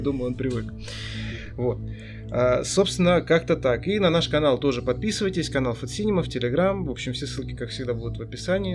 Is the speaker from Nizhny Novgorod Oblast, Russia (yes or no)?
yes; Nizhny Novgorod Oblast, Russia; а я из Нижегородской области